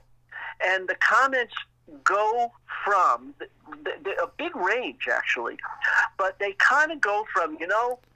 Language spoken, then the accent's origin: English; New York City, New York, United States; also born or lived in Eastchester, New York; I was born in Brooklyn, New York.